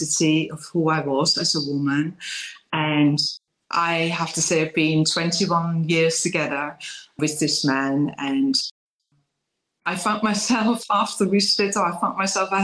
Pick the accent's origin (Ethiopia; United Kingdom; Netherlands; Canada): Netherlands; English is a second language; moved away; I'm raised in Holland, but lived for many years already in English-speaking countries. So I know where my accent is coming from